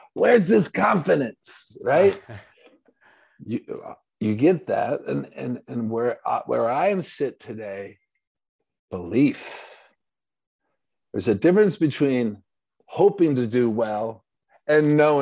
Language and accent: English; Grand Rapids, Michigan, United States; also born or lived in Ludington, Michigan; we moved from Ludington to Grand Rapids, Michigan, went to East Grand Rapids High School